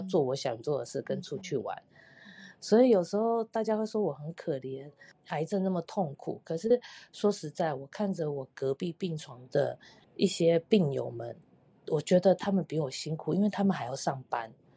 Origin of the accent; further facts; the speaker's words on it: Taiwan; now in Canada; 我回台湾的时候